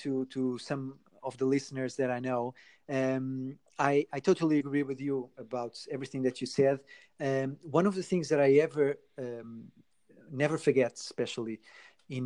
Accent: Portugal; moved away; I'm originally from Portugal

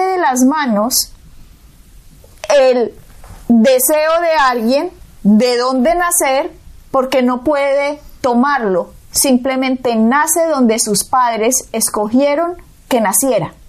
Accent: Colombia; Yo nací en Colombia.

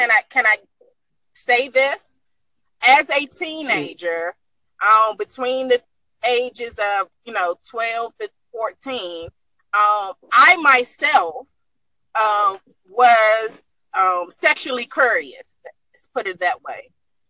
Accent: Washington, District of Columbia, United States; I'm from the United States.

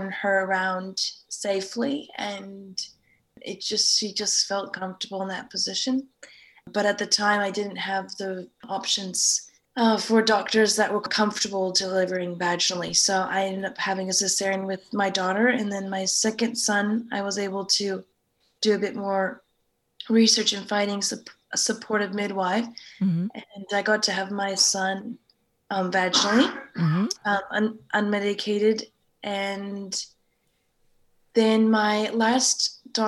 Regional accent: United States; moved away as an adult; also born or lived in California; now in Sydney, Australia; I'm originally from the States

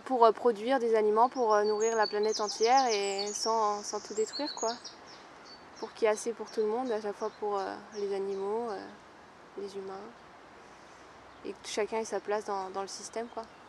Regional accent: Vosges, Grand Est, France; now in Brittany, France; je viens des Vosges, il y a de la forêt partout

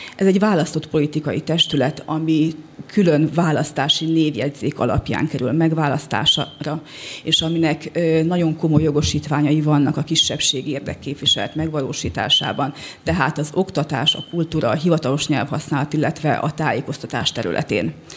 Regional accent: West Bačka, Vojvodina, Serbia; És a Nyugatbácska, ahol az egyik legnagyobb fogyasztás Gyulgyás, ahonnét én is származom

